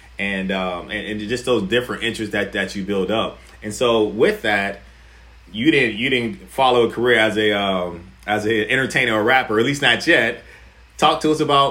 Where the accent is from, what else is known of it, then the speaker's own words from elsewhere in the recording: Warren, Ohio, United States; I'm originally from Warren, Ohio